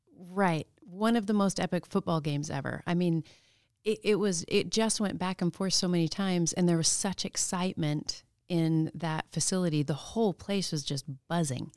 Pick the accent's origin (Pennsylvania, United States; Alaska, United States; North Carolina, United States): Alaska, United States; Palmer; also born or lived in Anchorage, Alaska; I, um, count myself as born and raised in Palmer, even though I was born in Anchorage. And then, um, we moved out to the valley when I was two